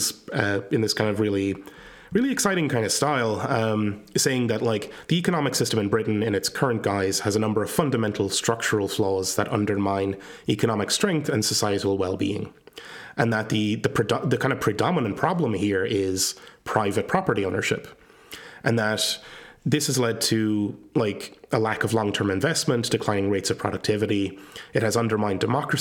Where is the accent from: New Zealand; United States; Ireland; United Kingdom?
Ireland; I come from Ireland